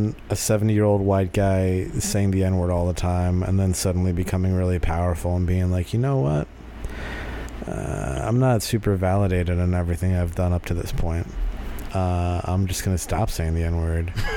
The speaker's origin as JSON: {"language": "English", "region": "New Hampshire", "country": "United States", "tie": "born or raised there", "said": "I grew up in New Hampshire"}